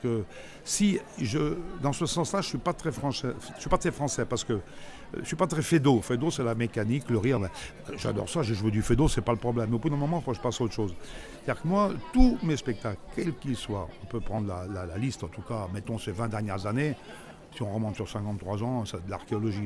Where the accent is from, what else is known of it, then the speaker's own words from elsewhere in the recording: Grenoble, Auvergne-Rhône-Alpes, France; je suis né à Grenoble